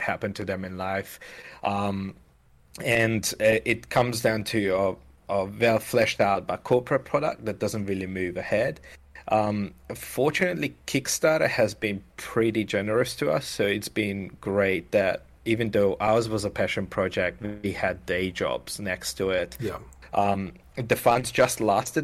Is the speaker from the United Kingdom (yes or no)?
no; Hungary; moved away as an adult; now in Melbourne, Australia; I'm from Hungary